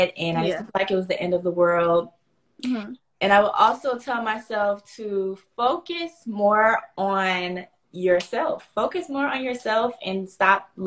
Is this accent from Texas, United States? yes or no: no; Pensacola, Florida, United States; accent: Southern; I'm from Florida, Pensacola, Florida.